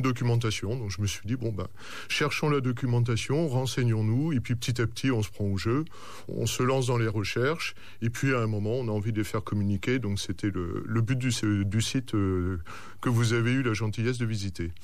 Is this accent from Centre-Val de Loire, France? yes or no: yes; Orléans, Centre-Val de Loire, France; dans ma région, je suis d'Orléans